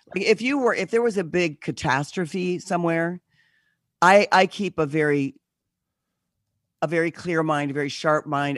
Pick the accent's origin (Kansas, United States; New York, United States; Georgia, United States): Kansas, United States; moved away; also born or lived in Los Angeles; I'm from Kansas, so I have a house in Kansas, and I spend a good bit of time there. My dad's there, and my family's there